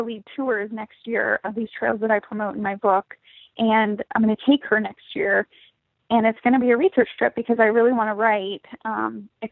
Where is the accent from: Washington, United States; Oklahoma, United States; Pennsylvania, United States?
Washington, United States; Bellingham; also born or lived in Sedro-Woolley, Washington; I grew up in Cedar Woolley in Bellingham